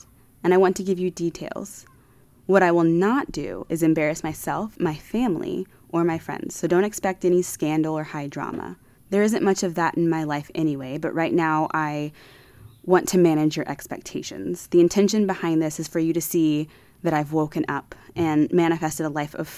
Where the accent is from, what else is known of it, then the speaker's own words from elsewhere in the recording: Austin, Texas, United States; moved away as an adult; also born or lived in Houston, Texas / Virginia; now in Costa Rica; I was born in Houston, Texas, raised in Austin, Texas